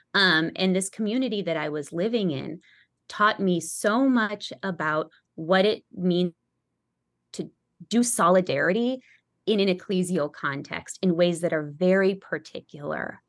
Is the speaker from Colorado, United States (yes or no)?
yes; Denver, Colorado, United States; moved away; also born or lived in Brownsville, Texas; I'm from Denver, just like Brian, actually, we grew up in the same parish